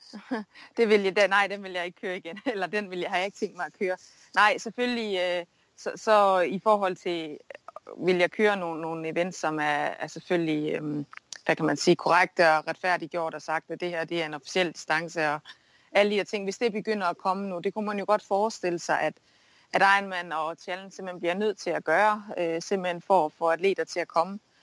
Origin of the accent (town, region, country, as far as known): Denmark; moved away; also born or lived in United States